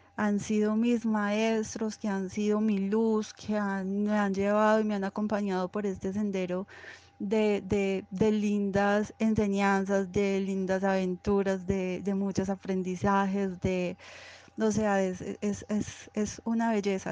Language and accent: Spanish; Envigado, Antioquia, Colombia; Nací en Envigado.